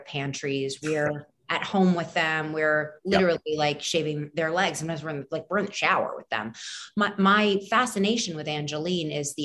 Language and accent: English; New York City, New York, United States; We're both from New York